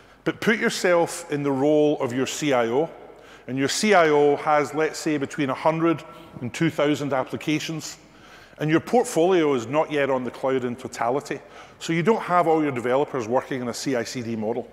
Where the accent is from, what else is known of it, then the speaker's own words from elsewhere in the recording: Scotland, United Kingdom; accent: Scottish; my Scottish accent